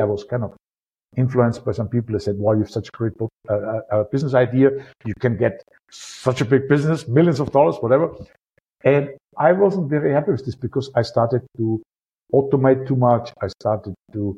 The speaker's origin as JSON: {"language": "English", "country": "Austria", "accent": "Austrian", "said": "my Austrian accent"}